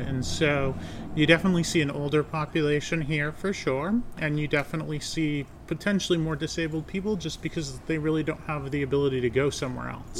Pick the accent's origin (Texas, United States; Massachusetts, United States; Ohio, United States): Massachusetts, United States; North Adams; We're here in North Adams, Massachusetts, my hometown